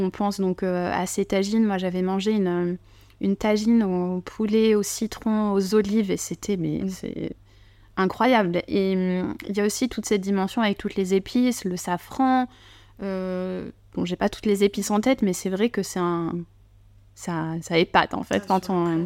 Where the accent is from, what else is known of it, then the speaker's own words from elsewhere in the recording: Bordeaux, Nouvelle-Aquitaine, France; accent: bordelais; mon petit accent bordelais